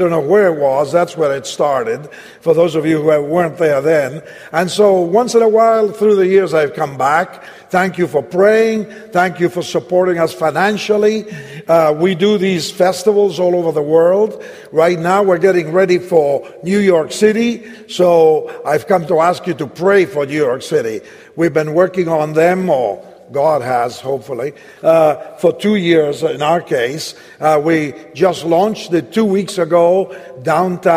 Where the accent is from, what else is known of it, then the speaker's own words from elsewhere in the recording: Argentina; I was born in Argentina. That's why I have a funny name.